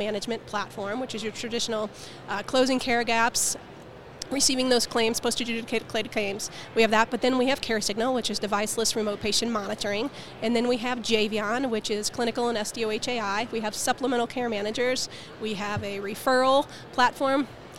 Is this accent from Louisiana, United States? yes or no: no; St. Louis, Missouri, United States; St. Louis.